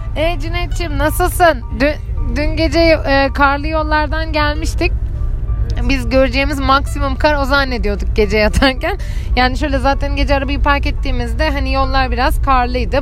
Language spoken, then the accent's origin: Turkish; İzmir, Turkey; bir İzmirli olarak hiç kar tecrübem neredeyse yok